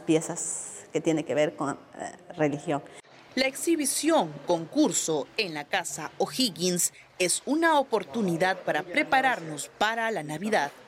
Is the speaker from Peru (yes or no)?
yes; Piura, Peru; mi tierra, la tierra de mis padres